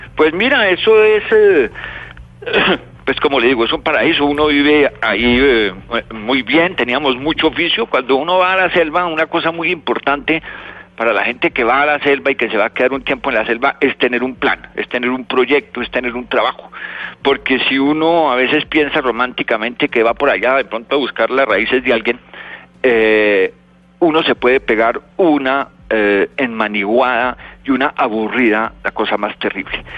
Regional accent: Bogotá, Bogotá Capital District, Colombia; also born or lived in Chiribiquete; yo soy nacido en Bogotá

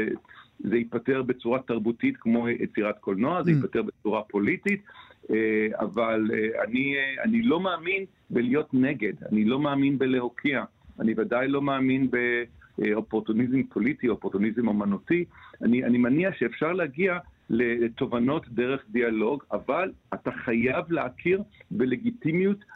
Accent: Israel; אני, אני מכאן, אני נורא אוהב את המקום הזה

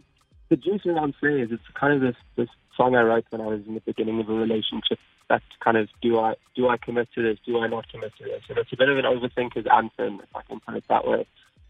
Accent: England, United Kingdom; born there; Yeah, I mean, I was born in England, so definitely

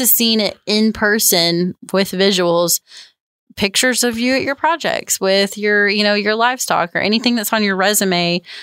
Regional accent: the South, United States; growing up in the South

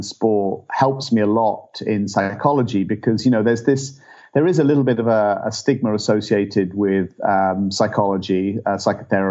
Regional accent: England, United Kingdom; moved away as an adult; now in United States; I'm from England originally

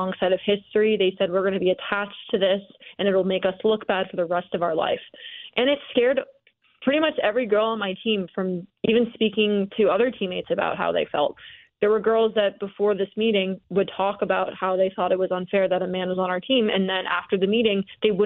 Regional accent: the North, United States; moved away; I'm from the North originally

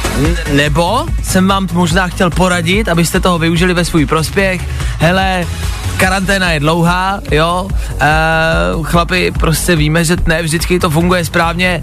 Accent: Plzeň, Plzeň Region, Czechia; já jsem z Plzně

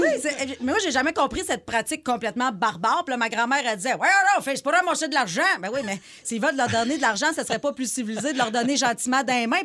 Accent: Abitibi, Quebec, Canada; je viens d'Abitibi

